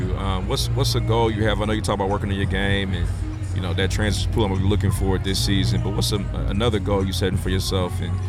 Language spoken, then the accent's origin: English; Indianapolis, Indiana, United States; special to me in my upbringing, Indianapolis, Indiana.